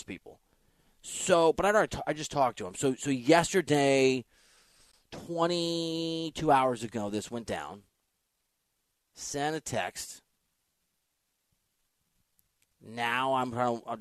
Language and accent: English; Midwest, United States; now in Los Angeles, United States; I'm from the Midwest